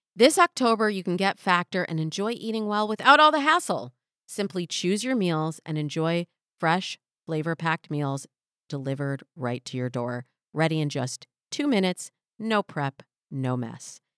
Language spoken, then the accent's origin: English; Michigan, United States; now in Los Angeles, United States; I'm from Michigan